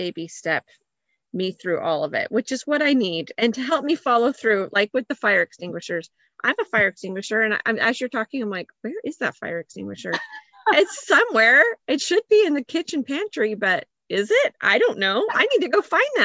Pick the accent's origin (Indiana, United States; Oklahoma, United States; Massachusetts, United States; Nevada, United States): Nevada, United States; Reno; now in Texas, United States; I grew up in the West, so we knew all our earthquake safety, you know, all our drills, cause they're in Reno, you get earthquakes right next to that California fault.